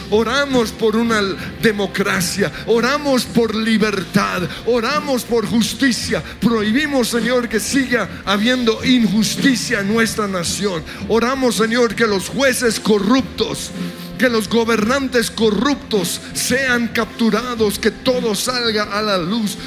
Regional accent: Colombia; nos unimos como colombianos por Colombia

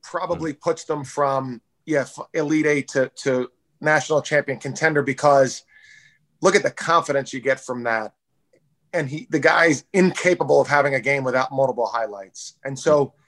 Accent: Philadelphia, Pennsylvania, United States; I grew up in Philadelphia

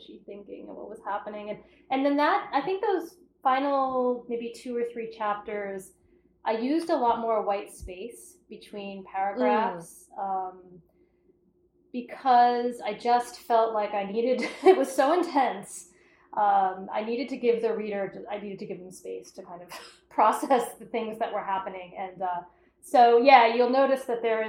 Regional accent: Cape Cod, Massachusetts, United States; I'm from Cape Cod

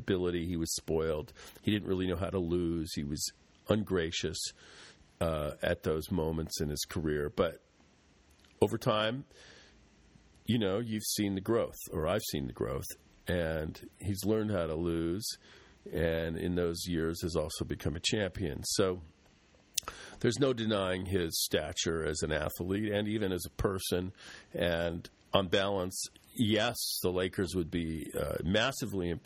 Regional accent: United States; as an American

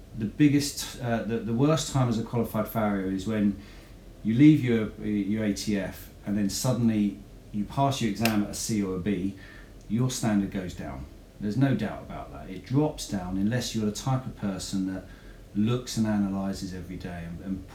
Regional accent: Hertfordshire, East of England, United Kingdom; also born or lived in Essex; I was born in Hertfordshire and raised in Hertfordshire

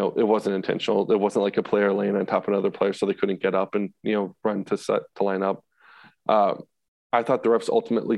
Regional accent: Massachusetts, United States; I'm from Massachusetts originally.

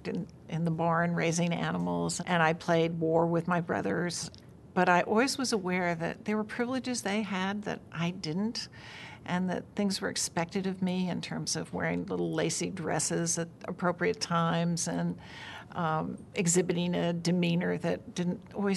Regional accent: Virginia, United States; moved away; when I was growing up in Virginia in the 1950s.

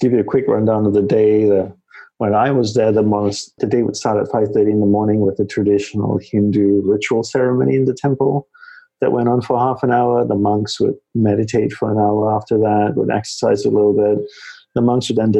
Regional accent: Australia; moved away as an adult; also born or lived in Malaysia / Hawaii; now in New York City, United States; I grew up in Australia, as you had shared, and decided not to go back to Australia

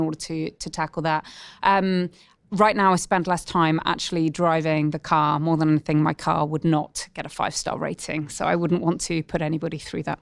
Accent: United Kingdom; moved away as an adult; also born or lived in Oxford; now in Australia; as a Brit

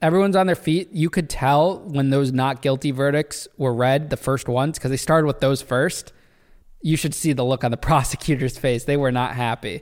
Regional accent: Danbury, Connecticut, United States; That's how I ended up in Danbury, which is my hometown

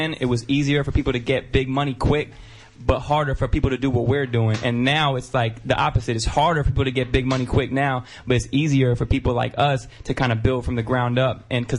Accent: Byram, Connecticut, United States; Byram, Connecticut.

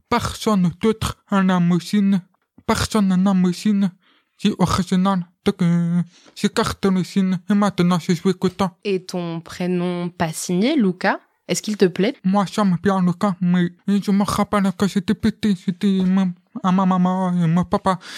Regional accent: France; Comme euh, moi, je suis français et un peu italien.

